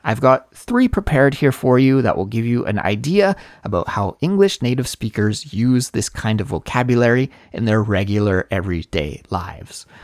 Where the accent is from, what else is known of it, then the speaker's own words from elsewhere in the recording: Canada; now in South Korea; certainly in South Korea where I live and in my home country of Canada as well